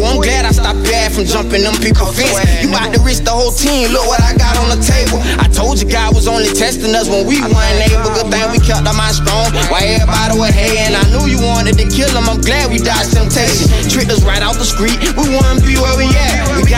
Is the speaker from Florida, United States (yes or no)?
yes; Pompano Beach, Florida, United States; Man, Pompano, it's just a fast upbringing, man.